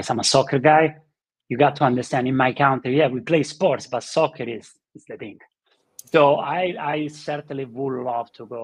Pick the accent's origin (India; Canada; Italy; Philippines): Italy; moved away; In Italy, we grew up with watching Sylvester Stallone and the Rocky movies in Philadelphia